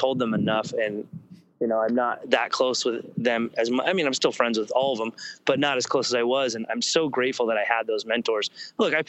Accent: Santa Barbara, California, United States; I grew up around the Shiflets in Santa Barbara

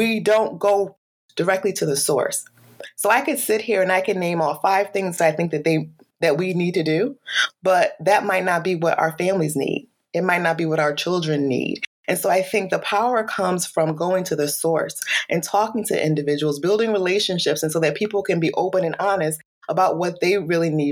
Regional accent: Bridgeport, Connecticut, United States; now in Shelton, United States; I was born and raised here in Connecticut, Bridgeport, Connecticut

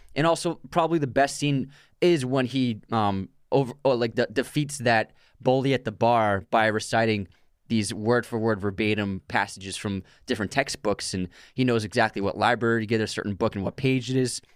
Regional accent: Boston area, Massachusetts, United States; we grew up in the Boston area

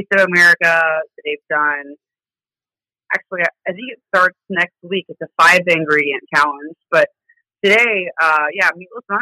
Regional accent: Greensburg, Indiana, United States; accent: southern drawl; moved away as an adult; now in Indianapolis, United States; Grew up in Greensburg, Indiana

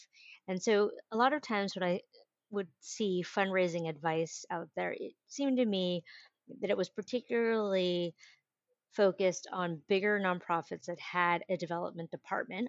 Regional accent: San Francisco, California, United States; I grew up in San Francisco in the 80s and 90s

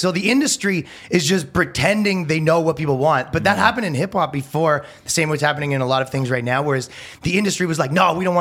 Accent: Toronto, Ontario, Canada; moved away as an adult; now in United States; I came from Canada, right? Mm-hmm. We're from Toronto

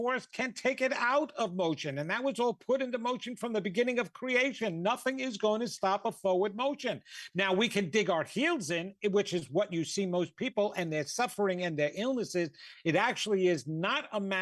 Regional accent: New York, United States; I'm from New York

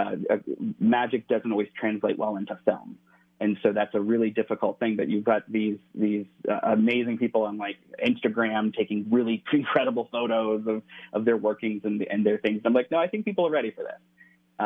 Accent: Cincinnati, Ohio, United States; now in California, United States; But I'm from the Midwest. I grew up in right outside of Cincinnati.

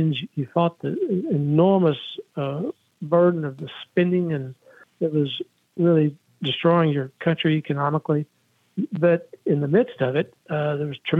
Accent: Texas, United States; now in North Carolina, United States; I'm from Texas

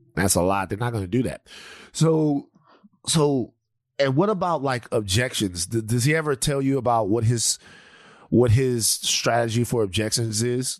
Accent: South Louisiana, United States; I'm from not Mississippi, but I'm from Louisiana.

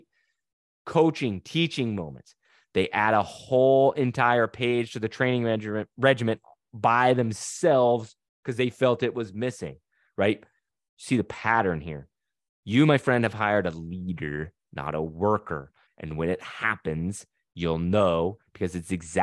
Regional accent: Utah, United States; now in Louisiana, United States; We live in Louisiana, but we're not from here. I'm from Utah.

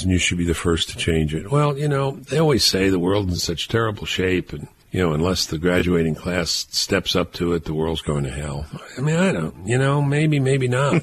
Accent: New York City, New York, United States; We grew up in Brooklyn

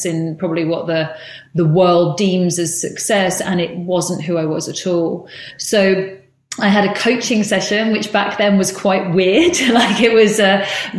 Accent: United Kingdom; moved away as an adult; also born or lived in San Francisco, United States; as a British kind of buttoned up girl

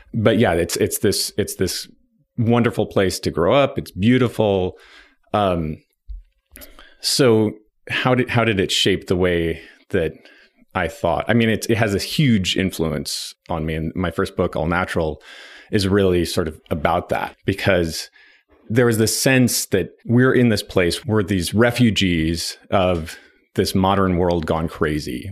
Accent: Nevada City, California, United States; born or raised there; also born or lived in Berkeley, California

